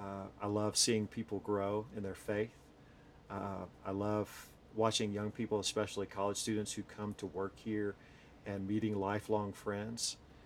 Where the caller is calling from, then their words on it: Hendersonville, North Carolina, United States; So we are coming from Hendersonville, North Carolina, which if you're familiar with North Carolina, it's right below Asheville in the mountains, Smoky Mountains of North Carolina.